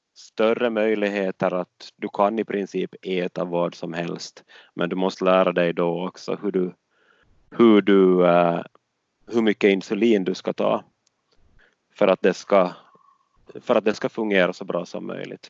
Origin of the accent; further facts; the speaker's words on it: Åland, Finland; moved away as an adult; det som jag är van med från Åland